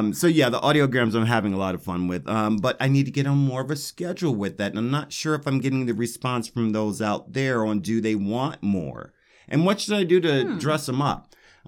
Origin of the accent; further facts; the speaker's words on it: Denver, Colorado, United States; Because I love Denver. It's my hometown.